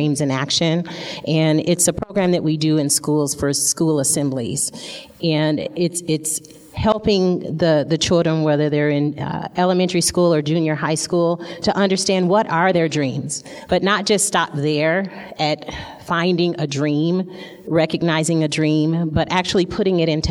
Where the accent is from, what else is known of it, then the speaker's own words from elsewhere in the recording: Flint, Michigan, United States; I grew up, I was born in Flint, Michigan. And that's the place, if you haven't heard, that has the dirty water. And so I grew up in the ghetto